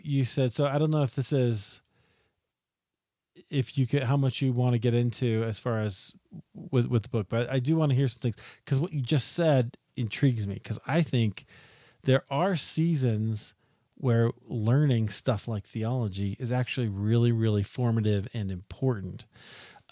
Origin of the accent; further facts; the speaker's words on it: Iowa, United States; moved away; also born or lived in Chicago; I grew up in Iowa